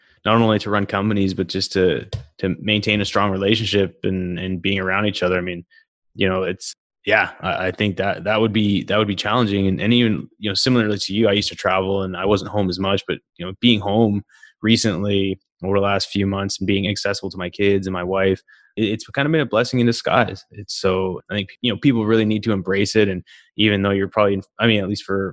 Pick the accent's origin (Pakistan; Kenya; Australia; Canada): Canada; Calgary, Alberta; moved away; I'm originally from Calgary. I talk to a lot of folks back home